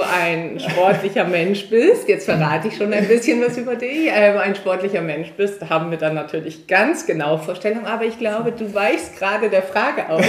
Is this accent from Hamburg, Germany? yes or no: yes; Hamburg, Germany; dass ich in Hamburg geboren wurde